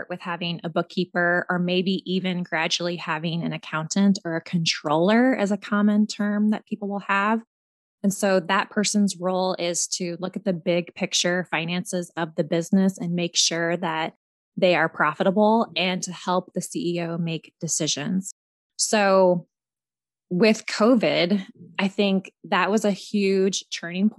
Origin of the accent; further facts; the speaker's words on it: Williamsburg, Iowa, United States; I'm from Williamsburg, Iowa, also an Iowan just like you